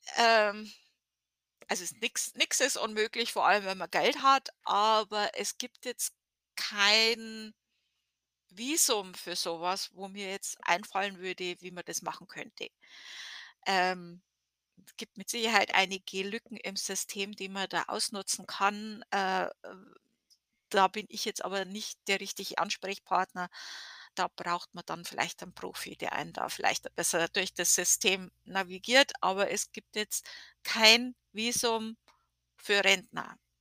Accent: Germany; now in United States; wir als Deutsche

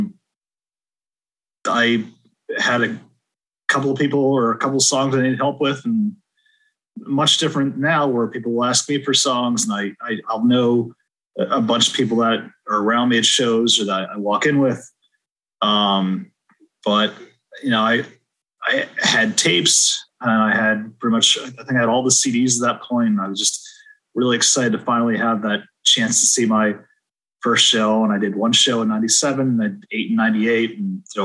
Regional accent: West Hartford, Connecticut, United States; I grew up in West Hartford, one town over

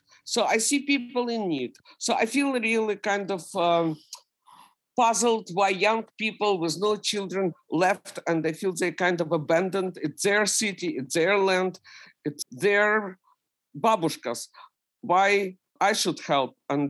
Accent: Ukraine; English is a second language; now in United States; When we immigrated from Ukraine, we had to wait half a year in Austria and Italy in refugee camps.

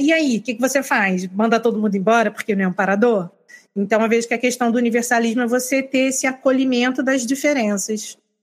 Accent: Rio de Janeiro, Brazil; also born or lived in Northeast Brazil; now in Northeast, Brazil; Eu sou carioca, moro no Nordeste

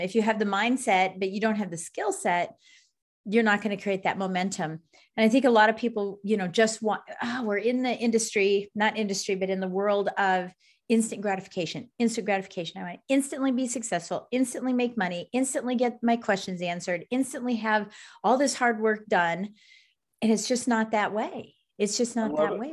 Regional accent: Colorado Springs, Colorado, United States; I'm from Colorado Springs, Colorado

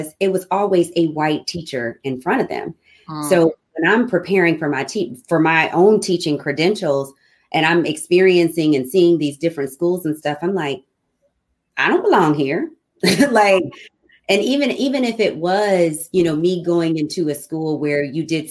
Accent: Alton, Illinois, United States; also born or lived in United Arab Emirates; I came back home. I'm from Alton, Illinois, 5 hours south of Chicago.

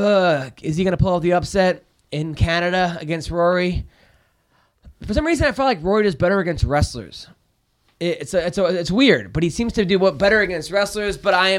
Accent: United States; I love being American. I love the U.S. I'm blessed to be living here.

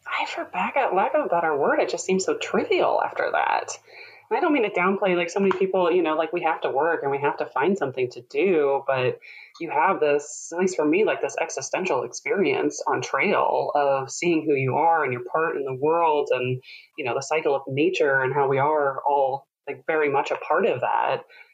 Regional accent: Midwest, United States; I think growing up in the Midwest, you have a little, always a bit of a background of home ec.

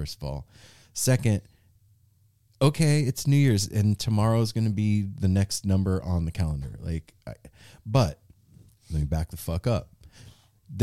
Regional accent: Las Vegas, Nevada, United States; growing up in Vegas

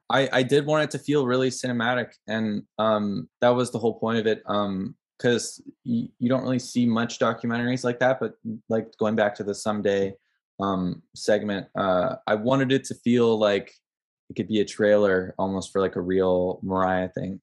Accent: Ottawa, Ontario, Canada; moved away as an adult; now in Toronto, Canada; I'm from Ottawa, but I live in Toronto because I'm here for school

